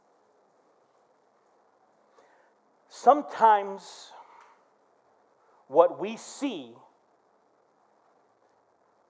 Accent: Flint, Michigan, United States; my brother, we grew up in Flint.

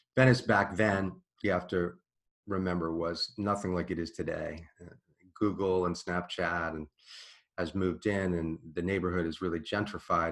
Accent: Washington, District of Columbia, United States; I grew up in Washington, D.C., in Georgetown

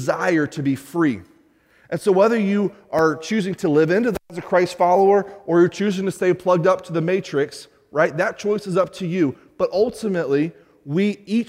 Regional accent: United States; as an American

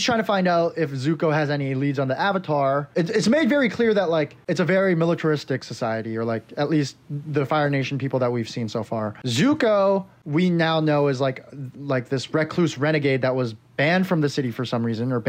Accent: South Korea; moved away; when I was a kid growing up in Korea

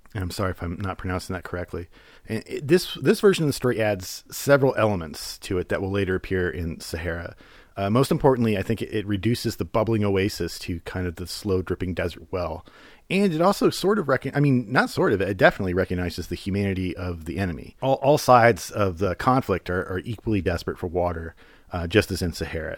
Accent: United States; as an American

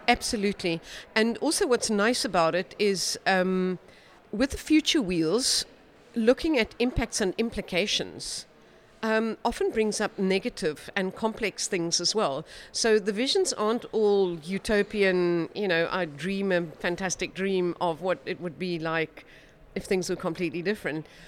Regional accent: South Africa; I'm a South African practicing futurist

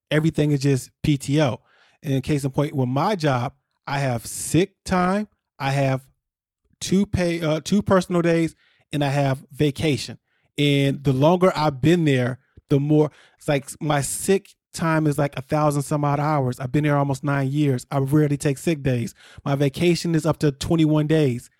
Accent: near Chicago, Illinois, United States; I grew up near Chicago

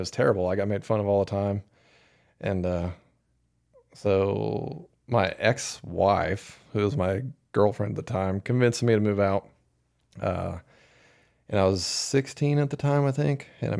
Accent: Nebraska, United States; Probably similar to what it's like growing up in Iowa or Kansas. Or South Dakota, out in the middle of frickin' nowhere, with nothing to do.

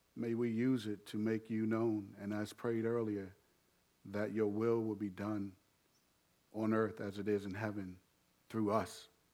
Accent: United States

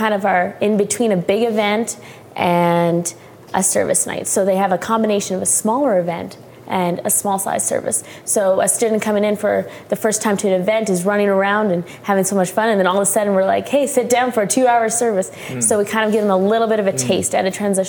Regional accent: Calgary, Alberta, Canada; I grew up in Calgary, Alberta, home of the Calgary Flames

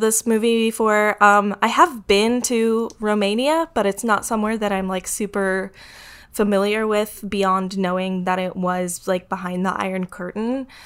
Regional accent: United States; I'm American

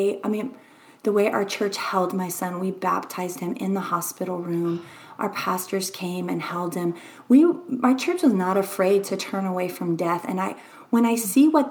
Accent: Louisiana, United States; moved away; also born or lived in Texas; I'm from Louisiana

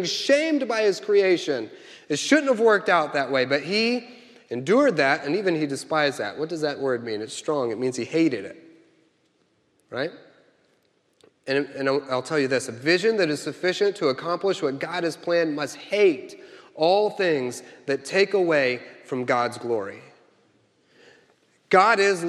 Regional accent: Kansas City, United States; I'm from Kansas City

